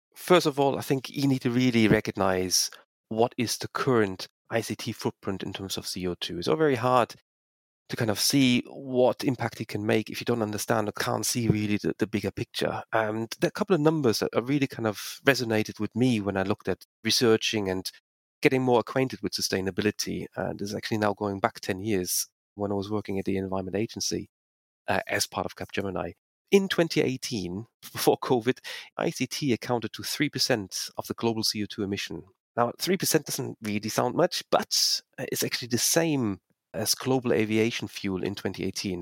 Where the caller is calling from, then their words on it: Manchester, North West England, United Kingdom; moved away; I have been living in the UK now since 1999. I'm actually calling from Manchester in the north of England.